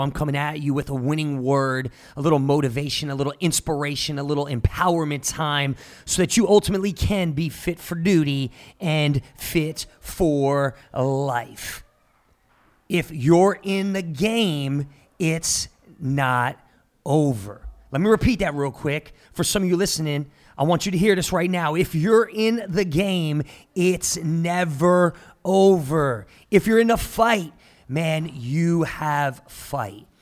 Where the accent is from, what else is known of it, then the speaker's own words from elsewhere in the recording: Jersey Shore, New Jersey, United States; now in Tulsa, United States; I'm from the Jersey Shore, born and raised